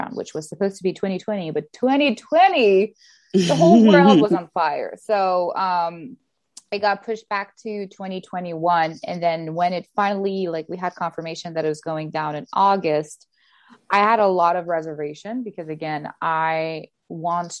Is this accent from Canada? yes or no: yes; Canada; English is a second language; I'm Canadian